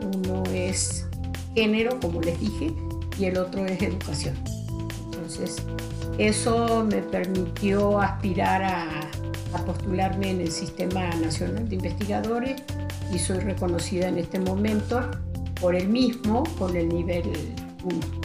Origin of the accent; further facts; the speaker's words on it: Uruguay; moved away as an adult; now in León, Mexico; soy uruguaya, este, radico en México hace 42 años